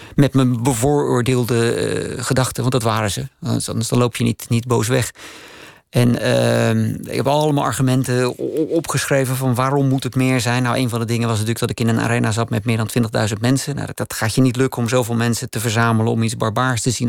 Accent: Netherlands; now in Austria

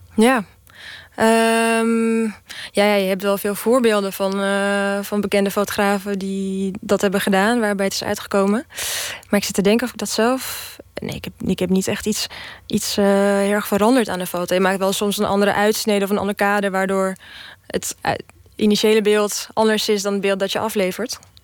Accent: Czechia; now in Netherlands; ik kom sowieso uit Tsjechië

